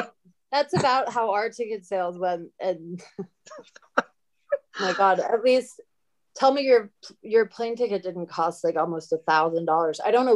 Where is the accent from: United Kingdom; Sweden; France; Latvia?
United Kingdom; London; also born or lived in Southern Illinois / California; now in United States; That's where I moved to Southern Illinois from London. And then I think my parents just wanted to fuck with me. That's like culture shock.